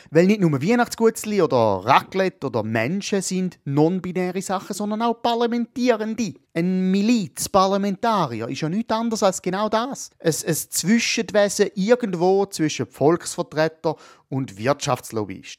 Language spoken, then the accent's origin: German; Switzerland; bei uns in der Schweiz